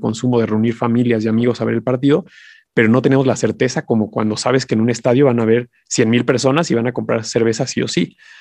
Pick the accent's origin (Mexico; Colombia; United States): Mexico; como mexicanos